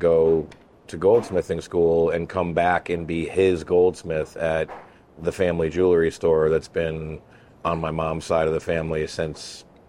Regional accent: Vermont, United States; born or raised there

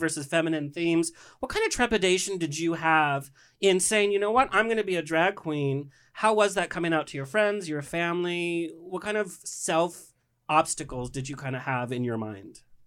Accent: Orange County, California, United States; growing up in Orange County

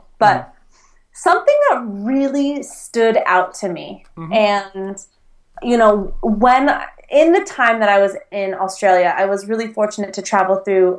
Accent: United States; as an American

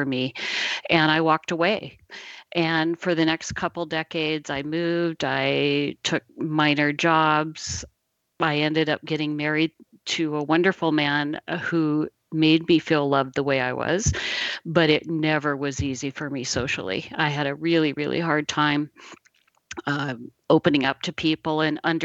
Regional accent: Midwest, United States; I was born in the Midwest in a tiny little town

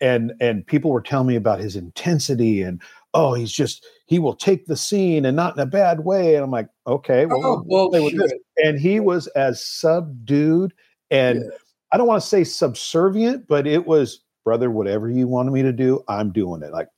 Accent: Seattle, Washington, United States; born or raised there

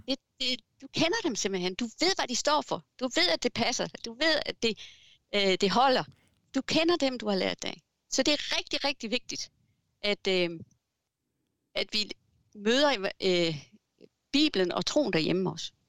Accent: Southern Jutland, Denmark; now in Fredericia, Denmark; Jeg er sønderjyde

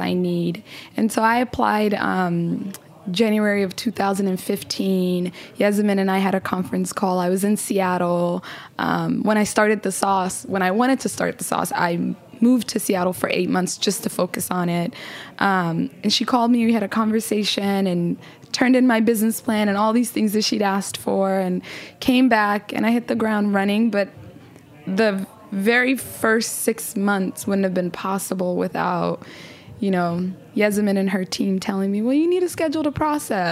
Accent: Somalia; now in United States; my home country

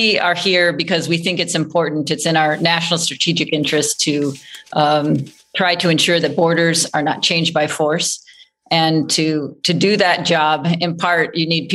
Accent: Midwest, United States; moved away as an adult; now in Kyiv, Ukraine; I'm from the Midwest and I felt it from friends and family that I grew up with.

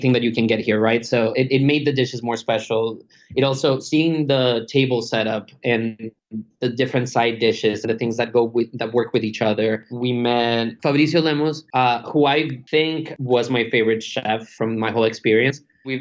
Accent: Colombia; I'm from Colombia too

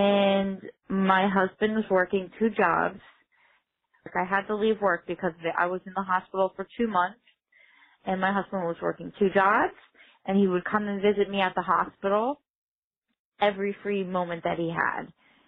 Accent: Whitehall, Pennsylvania, United States; I'm from Whitehall, Pennsylvania.

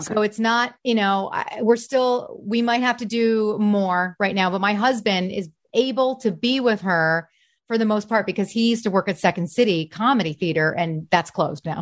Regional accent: Detroit, Michigan, United States; moved away as an adult; also born or lived in New York / Chicago; now in Los Angeles, United States; I am from the Detroit area. So I went Detroit, then I went to Chicago

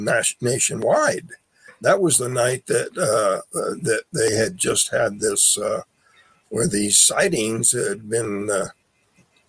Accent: Phoenix, Arizona, United States; I was born in Phoenix.

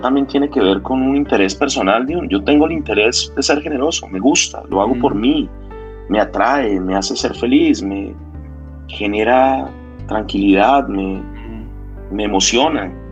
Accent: Bogotá, Colombia; éramos unos pues, chinos jóvenes de Bogotá

